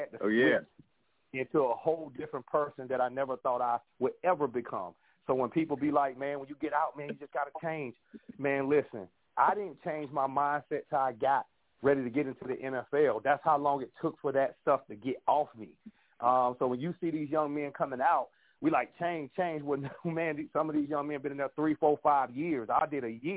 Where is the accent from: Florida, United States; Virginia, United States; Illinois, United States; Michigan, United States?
Florida, United States; Jacksonville; I'm from Jacksonville, Florida